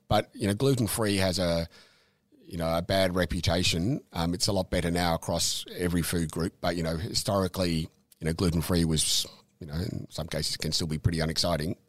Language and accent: English; Dandenong, Victoria, Australia; also born or lived in Safety Beach / Mornington Peninsula; I was born overseas, but we grew up in, in Dandenong